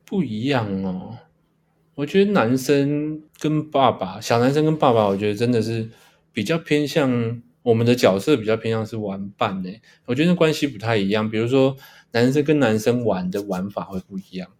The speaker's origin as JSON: {"language": "Chinese", "region": "Taipei", "country": "Taiwan", "tie": "born or raised there", "said": "那我一个人是跟我妈在台北两个人生活这样"}